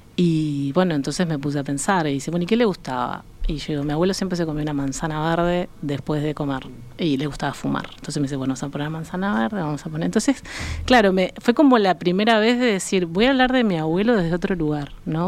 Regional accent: Uruguay; moved away as an adult; also born or lived in Mexico; uruguaya que estaba en México

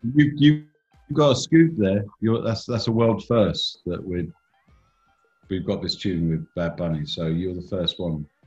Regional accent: England, United Kingdom; also born or lived in Iceland; I haven't lost my own identity. I'm still English

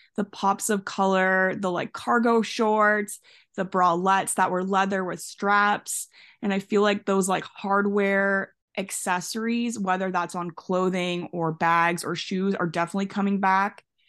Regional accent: Canada; I'm from Canada

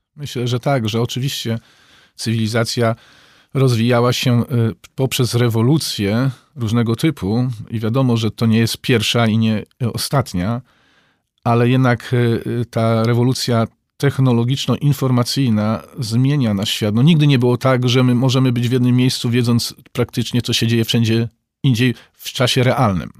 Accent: Przemyśl, Subcarpathian Voivodeship, Poland; Ja zresztą sam pochodzę z, y, z Przemyśla, więc miasta granicznego

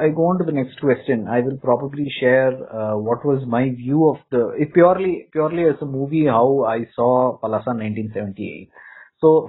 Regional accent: Tamil Nadu, India; I am from Tamil Nadu.

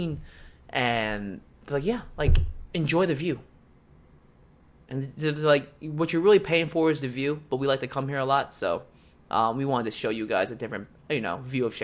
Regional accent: United States; I'm from America

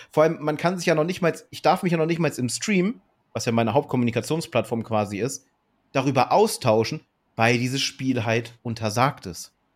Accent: Germany; ich natürlich als Deutscher

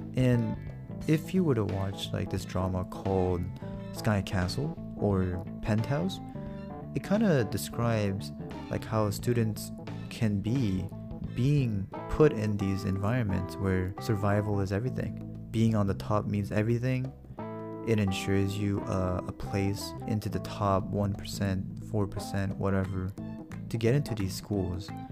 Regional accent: United States; moved away; also born or lived in Korea; I was born and raised in America

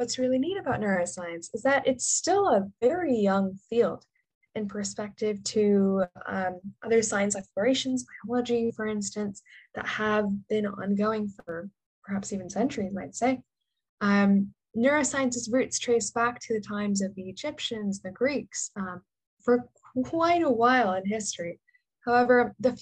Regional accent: Northern California, United States; moved away as an adult; now in New York City, United States; I'm originally from Northern California

